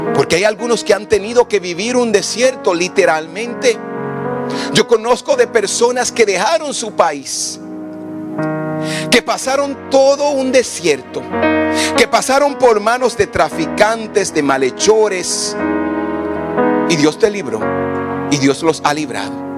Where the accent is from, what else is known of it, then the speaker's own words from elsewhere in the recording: Samaná, Dominican Republic; Yo crecí en un barrio en República Dominicana, en Samaná, uno de los peores barrios que se puede decir